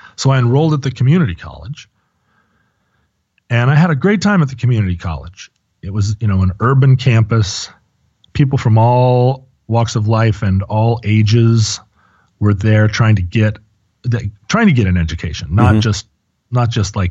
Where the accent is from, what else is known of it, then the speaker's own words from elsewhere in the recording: United States; growing up in America and the schools that I went